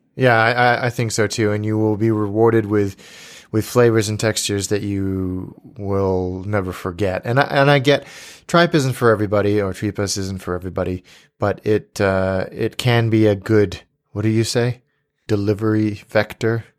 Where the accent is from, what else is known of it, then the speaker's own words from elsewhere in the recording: Livermore, California, United States; moved away; I went to an ale house in my hometown called the First Street Ale House in Livermore, California.